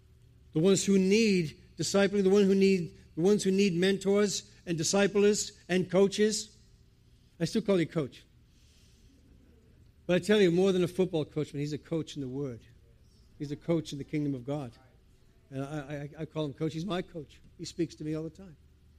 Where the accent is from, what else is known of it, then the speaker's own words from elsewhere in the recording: Providence, Rhode Island, United States; accent: New England; moved away as an adult; now in England, United Kingdom; I'm from the States, by the way. I went from a New England accent to an Old England accent. I'm from Providence, Rhode Island, but I've lived in England now for about 22 years.